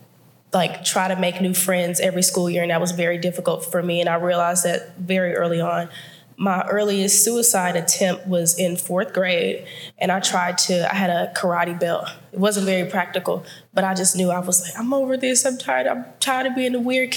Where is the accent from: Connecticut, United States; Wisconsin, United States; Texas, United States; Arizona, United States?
Texas, United States; Houston; I was born in Houston, Texas, born and raised in Houston, Texas